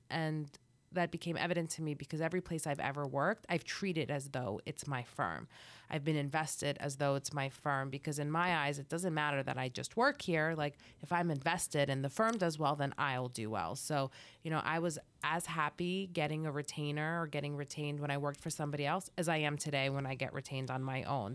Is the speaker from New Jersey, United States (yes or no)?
yes; New Jersey, United States; also born or lived in Boston; I was raised in New Jersey